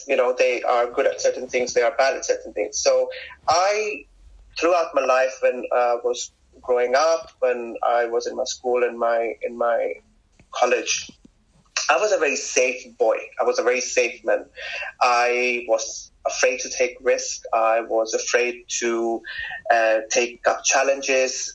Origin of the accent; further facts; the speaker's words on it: Kuwait; moved away as an adult; also born or lived in Pakistan; now in London, United Kingdom; I grew up in Kuwait. I did my school, my college, and I moved to London when I was 19